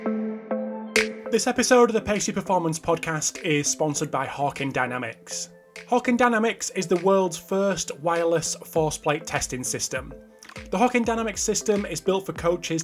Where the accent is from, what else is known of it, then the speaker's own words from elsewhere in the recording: the north of England, United Kingdom; Two dirty northerners